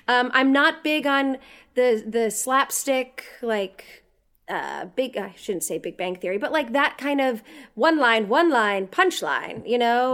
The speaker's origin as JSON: {"language": "English", "area": "the Catskills", "region": "New York", "country": "United States", "said": "I'm from New York, I'm from the Catskills"}